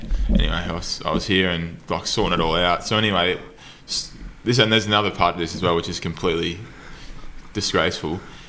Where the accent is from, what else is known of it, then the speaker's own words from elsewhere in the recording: Geelong, Victoria, Australia; moved away; I'm from Geelong originally